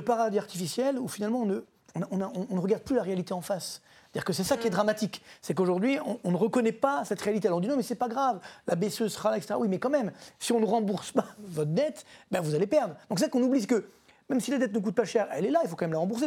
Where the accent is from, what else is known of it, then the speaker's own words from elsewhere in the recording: France; chez nous en France